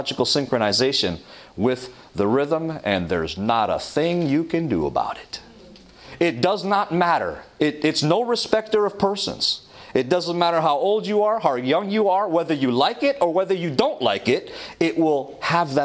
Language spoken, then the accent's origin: English; Toronto, Ontario, Canada; When I was in Toronto, growing up in Toronto, Canada